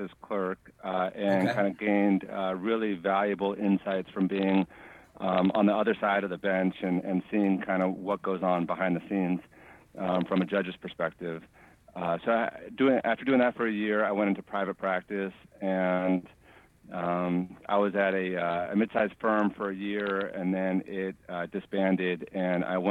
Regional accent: San Francisco, California, United States; also born or lived in Ohio / Los Angeles; I grew up in San Francisco, went to school, high school and elementary school in San Francisco

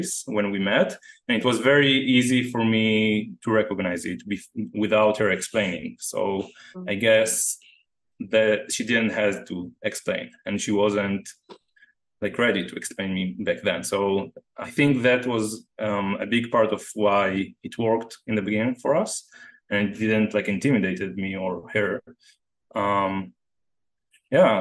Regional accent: Jerusalem, Jerusalem District, Israel; moved away as an adult; also born or lived in San Diego / Costa Rica; I was born in Jerusalem in the same house. I grew up in the same house there until I was like 23

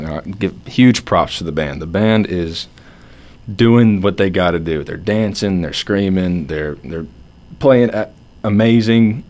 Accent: Atlanta, Georgia, United States; I'm from Georgia, Atlanta

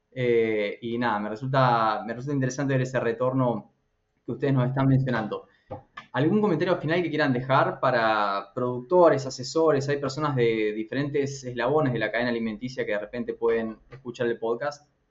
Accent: Argentina; moved away; also born or lived in United States; como buen argentino consumía mucha carne de vaca. Me fui a, Estados Unidos

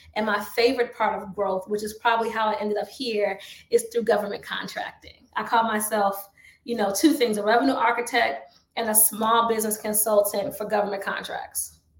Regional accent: Chicago, Illinois, United States; I'm from the south side of Chicago

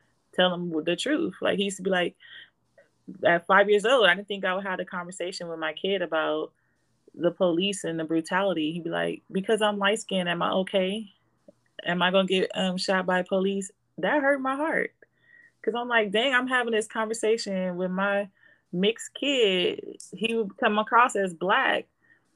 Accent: Compton, California, United States; moved away as an adult; now in Las Vegas, United States; I grew up in Compton, in LA, in the hood

